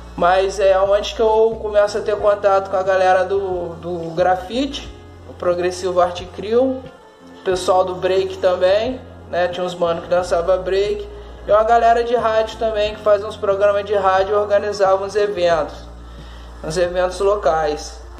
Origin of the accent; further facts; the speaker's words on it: Valença, Rio de Janeiro, Brazil; also born or lived in Campos dos Goytacazes; Sou natural da cidade de Valença, estado do Rio de Janeiro. É, sou nascido e criado no bairro de Fátima, particularmente no Fundão.